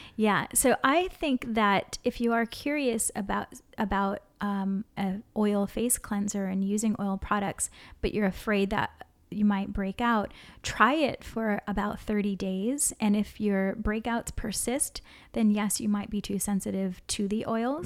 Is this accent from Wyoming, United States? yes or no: no; Hawaii, United States; growing up in Hawaii and always being in the sun